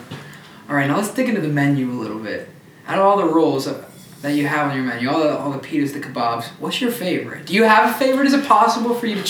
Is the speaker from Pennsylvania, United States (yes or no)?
yes; Pennsylvania, United States; And I'm from Pennsylvania.